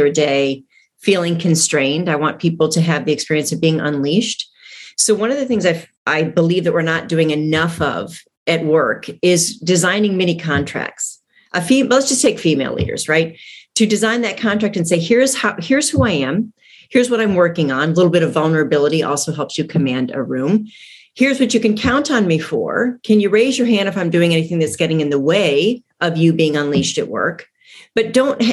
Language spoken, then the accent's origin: English; Toledo, Ohio, United States; moved away as an adult; also born or lived in San Francisco; I'm from Toledo, Ohio, and was brave enough to fly to San Francisco without a job